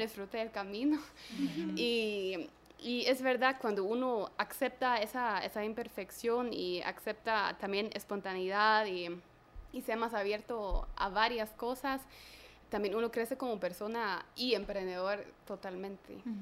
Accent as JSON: {"language": "Spanish", "country": "Germany", "moved": "yes", "lives_now": "Guatemala", "said": "yo soy alemana"}